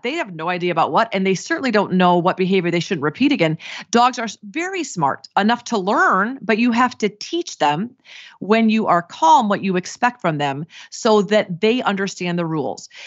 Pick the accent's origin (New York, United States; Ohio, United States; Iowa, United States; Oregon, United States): Iowa, United States; moved away; I grew up in Iowa